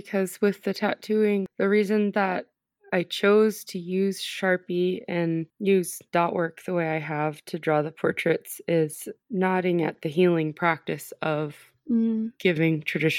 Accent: Dillingham, Alaska, United States; also born or lived in Bristol Bay, Alaska / Anchorage, Alaska; I'm a Chilkoot tribal member from Dillingham, Alaska. … which means old woman or grandma.

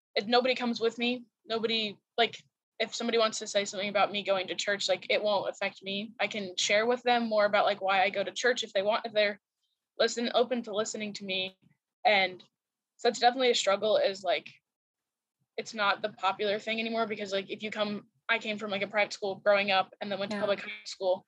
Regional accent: St. Johns, Florida, United States; moved away as an adult; now in Lakeland, United States; I'm from St. John's, Florida

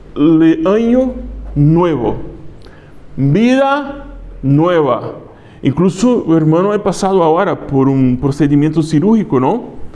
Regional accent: Brazil; accent: Brazilian; Spanish is a second language; now in Spain; Yo soy brasileño, se nota. Es fuerte acento, algunas palabras me escapan.

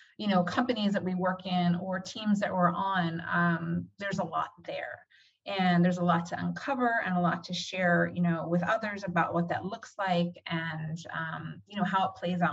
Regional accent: United States; moved away as an adult; also born or lived in Philadelphia / New York City; was born and raised on the East Coast, Philadelphia, New York City

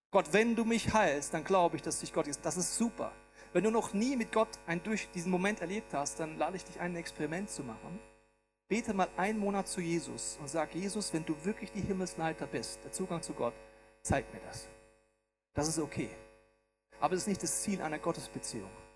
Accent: Bavaria, Germany; Ich bin im schönen Bayern groß geworden.

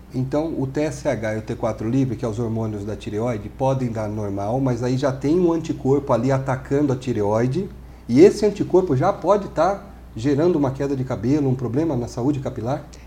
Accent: Brazil; nós somos brasileiros

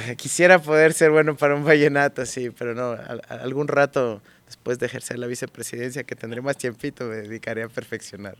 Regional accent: Quito, Pichincha, Ecuador; Yo nací en Quito, nací en la famosa Clínica de la Mujer

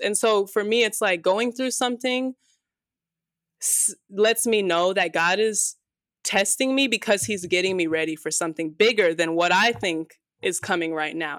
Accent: Las Vegas, Nevada, United States; This is my home, and I will, like, probably always have roots here in Vegas, but there's just something about growing up in Vegas

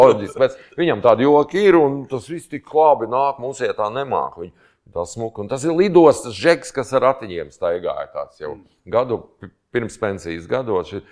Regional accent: Latvia; mēs no Latvijas

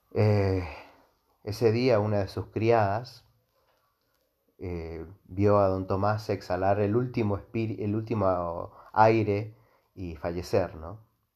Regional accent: Mendoza, Argentina; nosotros los mendocinos, incluyo porque eh, yo, yo soy de Mendoza

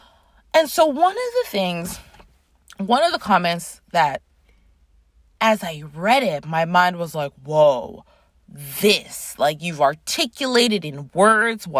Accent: Toronto, Ontario, Canada; I grew up in Toronto, Canada

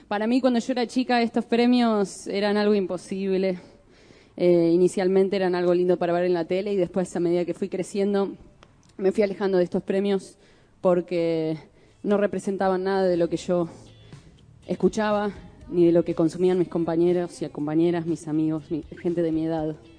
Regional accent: Santa Fe, Argentina; Yo soy de Santa Fe

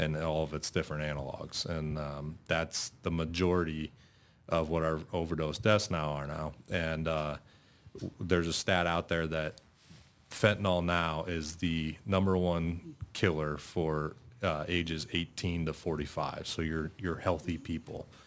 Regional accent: North Bend, Nebraska, United States; originally I'm from North Bend, just, uh, up in Dodge County. uh, grew up there

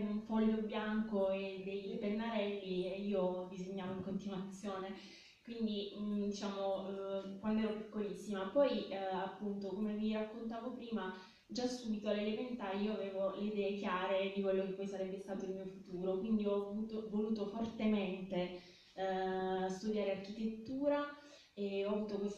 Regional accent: Ostuni, Apulia, Italy; also born or lived in Milan; a fine 2006 ho deciso di tornare a Ostuni

